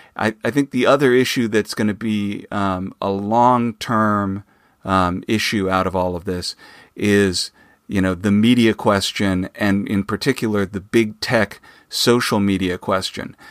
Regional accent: Phoenix, Arizona, United States; I grew up in Phoenix, Arizona

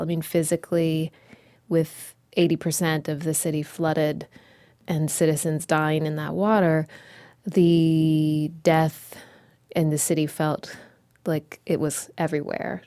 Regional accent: United States; as an American poet

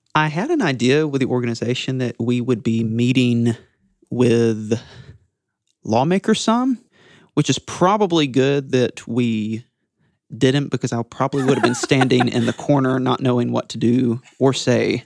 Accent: Auburn, Alabama, United States; I'm from Auburn, Alabama

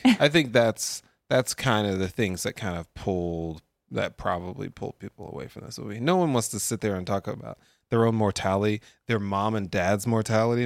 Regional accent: United States; I'm an American

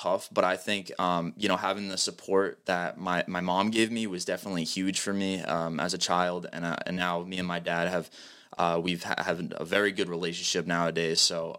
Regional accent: New Bedford, Massachusetts, United States; also born or lived in Somerset; So I'm from Massachusetts. I'm born in New Bedford, Massachusetts. I lived the last 10 years, more or less, in Somerset.

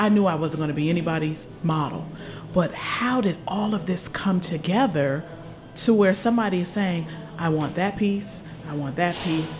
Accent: Washington, District of Columbia, United States

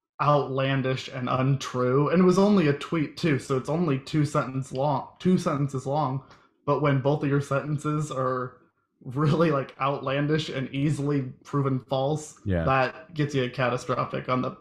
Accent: Iowa, United States; now in Missouri, United States; I'm originally from Iowa.

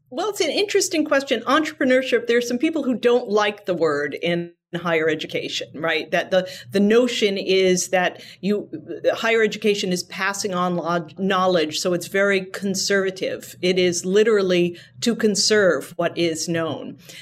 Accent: New Hampshire, United States; growing up in New Hampshire, working on presidential campaigns

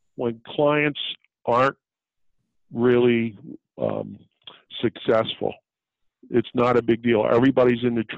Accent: Blackwood, New Jersey, United States; I'm a kid from Blackwood who was working dollar an hour at one time

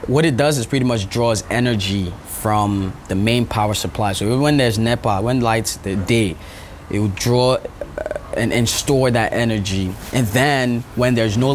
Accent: Nigeria; moved away; I'm Nigerian

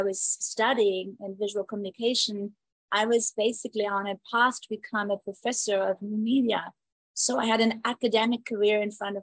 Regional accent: Southern Germany, Germany; moved away as an adult; now in Phoenix, United States; I grew up in Germany

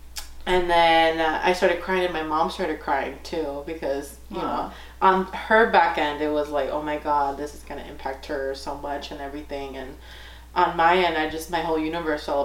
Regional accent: Lawndale, California, United States; also born or lived in Inglewood, California; now in Northern California, United States; I'm from Southern California, so born in Inglewood, raised in Lawndale

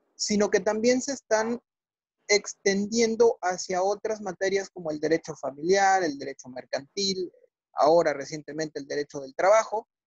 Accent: Mexico; soy mexicano y soy abogado postulante

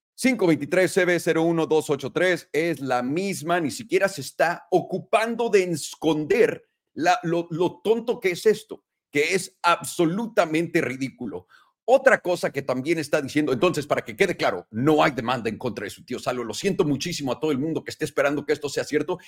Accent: Mexico; moved away as an adult; now in United States; yo me fui de México a los 18 años y hay muchas fotos que lo prueban, mi escuela lo prueba, Miraflores

